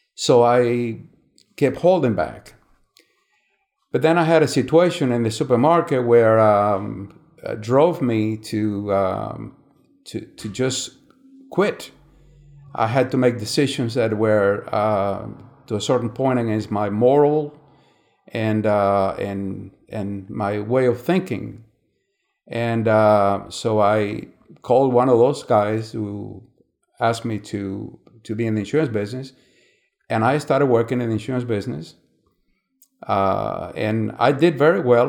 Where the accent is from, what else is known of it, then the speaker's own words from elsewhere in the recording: San Miguel de los Baños, Matanzas, Cuba; I was born in Cuba, uh, May eighteen, nineteen forty-eight, in a small town, uh, in Cuba called San Miguel de los Baños